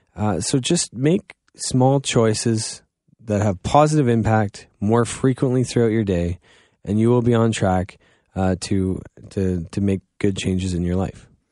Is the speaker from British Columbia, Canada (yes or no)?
no; Goderich, Ontario, Canada; I'm from Godrich